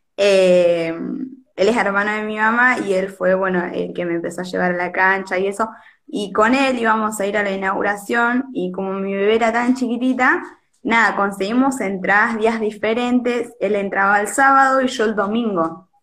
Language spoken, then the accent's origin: Spanish; Monte Hermoso, Buenos Aires Province, Argentina; also born or lived in La Plata; yo tengo 22 años, soy de Monte Hermoso